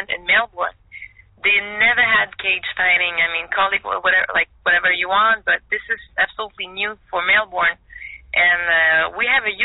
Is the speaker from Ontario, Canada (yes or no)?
no; Montreal, Quebec, Canada; moved away as an adult; now in Florida, United States; I'm from Montreal